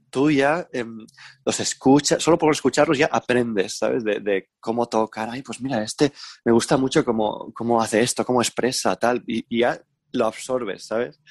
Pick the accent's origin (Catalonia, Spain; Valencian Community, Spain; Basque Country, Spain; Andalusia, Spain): Valencian Community, Spain; en España y en Valencia, ¿no? En plan, pues veía las bandas que, en mi pueblo y yo era, era pequeño